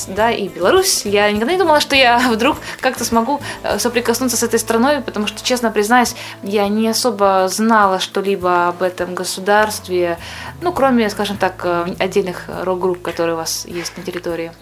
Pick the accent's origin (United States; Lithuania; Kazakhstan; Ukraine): Ukraine; moved away as an adult; also born or lived in Kyrgyzstan; now in Moscow, Russia; Я родилась в Киргизии, но не имею никакого отношения к этой стране. Позже я переехала в Украину, там провела свои детские годы, ранние школьные и ра-, и р-, не менее ранние университетские.